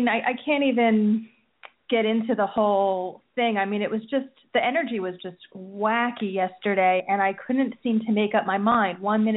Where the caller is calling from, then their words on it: New Jersey, United States; From New Jersey.